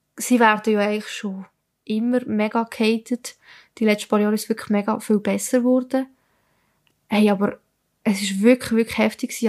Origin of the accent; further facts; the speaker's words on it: Italy; now in Switzerland; ich bin Italienerin